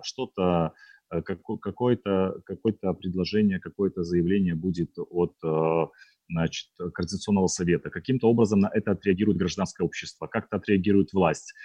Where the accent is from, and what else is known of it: Belarus